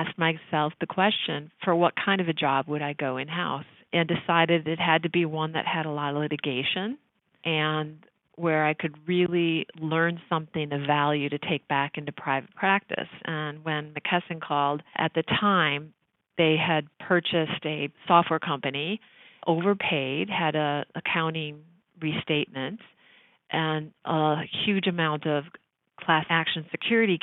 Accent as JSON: {"language": "English", "region": "Midwest", "country": "United States", "accent": "Midwestern"}